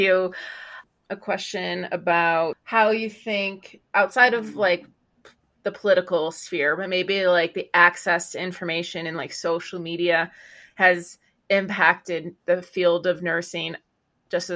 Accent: Florida, United States; we're from both from Florida

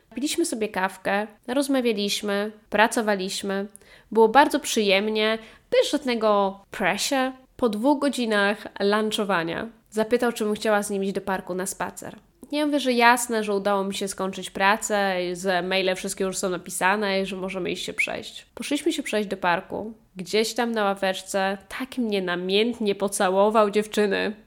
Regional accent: Poland; moved away; kiedy wróciłam z powrotem na ojczyznę

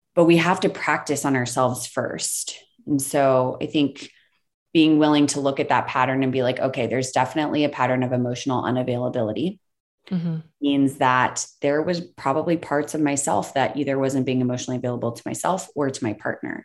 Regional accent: the South, United States; I grew up in the South

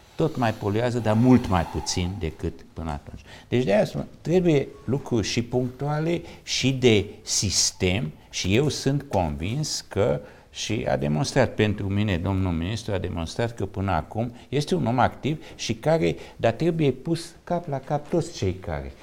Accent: Târgu Mureș, Mureș County, Romania; sunt din Târgu Mureș

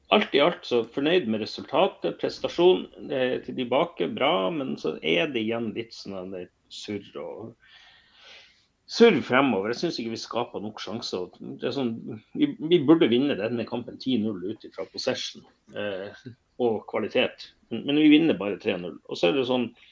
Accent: Bodø, Nordland, Norway; jeg vokste opp i Bodø

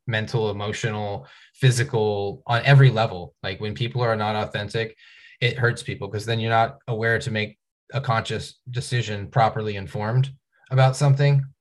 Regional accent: Tacoma, Washington, United States; now in Bellingham, United States; I grew up in Tacoma

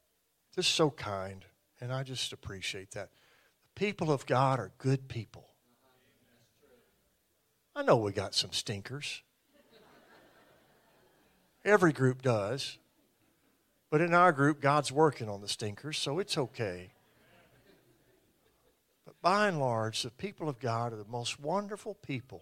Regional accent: American South, United States; We're from the American South

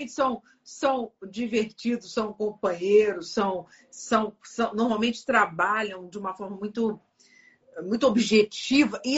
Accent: Bento Gonçalves, Rio Grande do Sul, Brazil; Sempre morei aqui sempre morou em Bento, nascida e criada em Bento Gonçalves.

